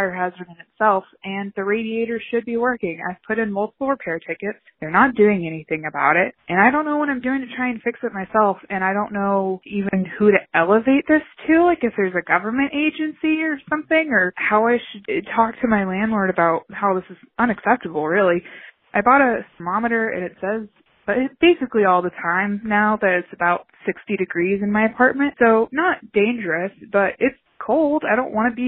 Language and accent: English; the South, United States; now in Madison, United States; I'm originally from the South